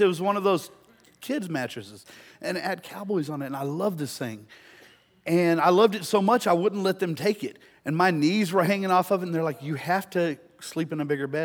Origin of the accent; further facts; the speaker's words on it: De Leon, Texas, United States; growing up in Deleon